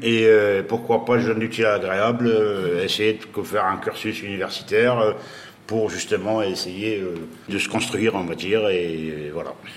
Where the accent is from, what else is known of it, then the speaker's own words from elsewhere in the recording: Algiers, Algiers Province, Algeria; moved away as an adult; now in Toulouse, France; je suis originaire d'Algérie euh, à la base, d'Alger